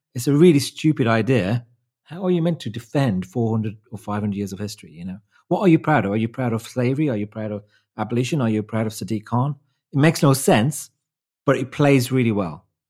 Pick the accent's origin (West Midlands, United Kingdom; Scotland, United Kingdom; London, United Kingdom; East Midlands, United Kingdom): West Midlands, United Kingdom; Wolverhampton; my hometown, Wolverhampton